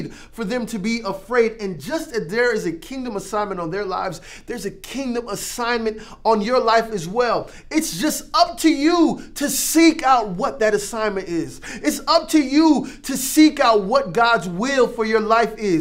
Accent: Florida, United States; I grew up in Florida where we got hurricanes all the time.

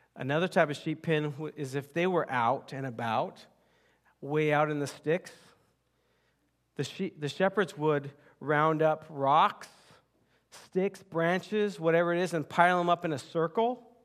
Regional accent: United States; I was born and raised in the United States

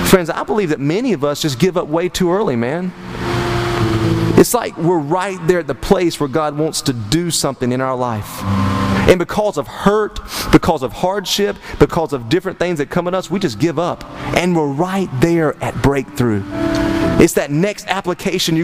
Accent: Turkey, North Carolina, United States; I'm from Turkey, North Carolina

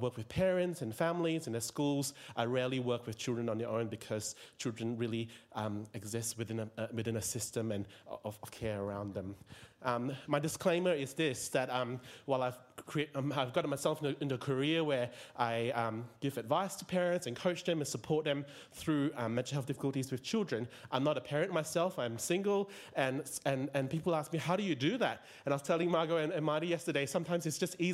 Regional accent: George Town, Penang, Malaysia; moved away as an adult; also born or lived in Tasmania, Australia; now in Melbourne, Australia; I'm originally from Malaysia. I was born in Penang

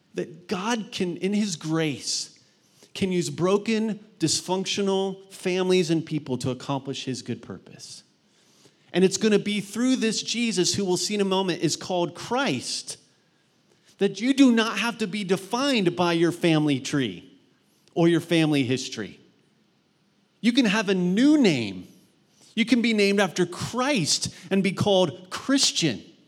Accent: Mount Vernon, Ohio, United States; in my high school where I grew up in Mount Vernon, Ohio

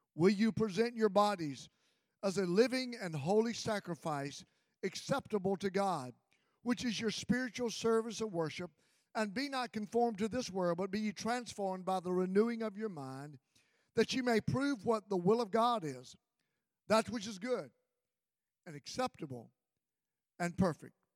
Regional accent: Mississippi, United States; I grew up in Mississippi

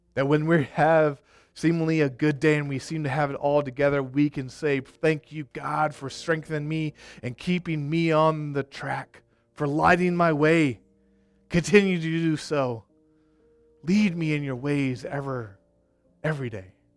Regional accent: Arkansas, United States; also born or lived in Colorado; I went to school in Colorado, And, uh, I'm from Arkansas

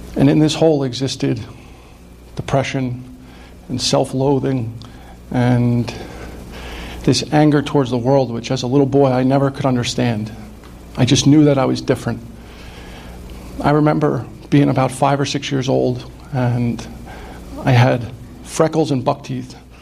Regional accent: Ramsey, New Jersey, United States; I, I grew up in Bergen County, I grew up in Ramsey

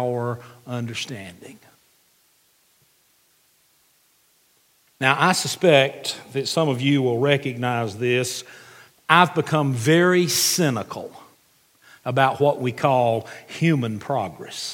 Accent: United States; as an American

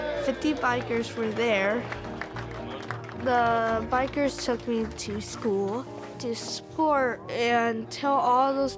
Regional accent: Auburn, Indiana, United States; I'm from Auburn, Indiana.

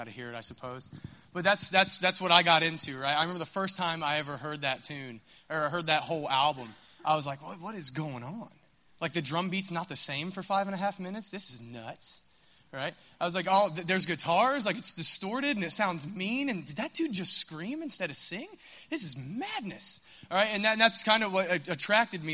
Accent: Minford, Ohio, United States; I'm from Minford

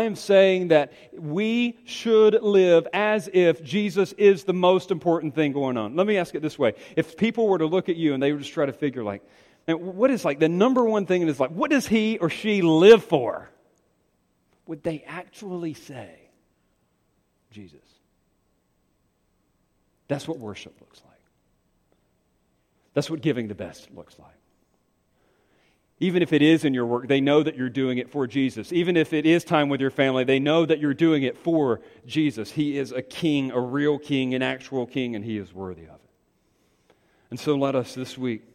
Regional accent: Greenville, North Carolina, United States; my hometown. Greenville, North Carolina

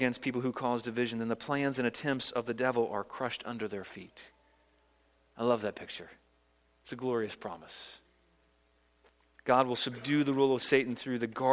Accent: Virginia, United States; now in South Carolina, United States; I grew up in Virginia. It's my home state, although I've now adopted South Carolina as my home state

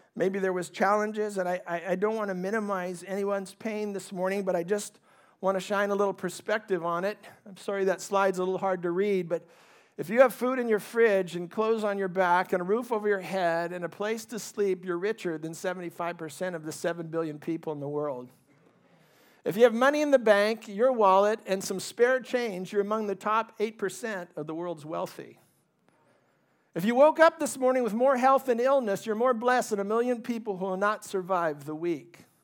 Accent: California, United States; also born or lived in Ohio; we migrated to California when I was four years old. I grew up in a very middle-class family

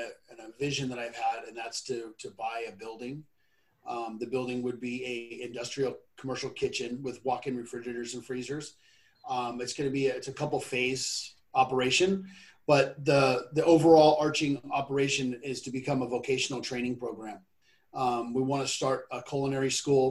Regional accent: California, United States; well, I'm from California and I live in San Mateo County area.

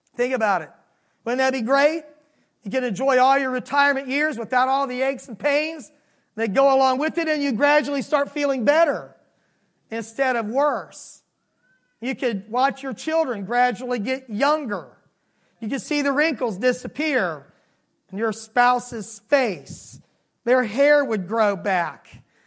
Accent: Miami, Florida, United States; moved away; I was raised in Miami, Florida, and seasons were vastly different than they are here.

